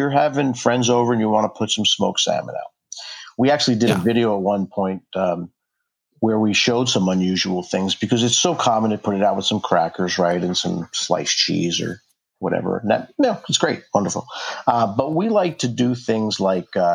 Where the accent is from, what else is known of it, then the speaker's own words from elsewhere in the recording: New York, United States; now in Anacortes, United States; I grew up in New York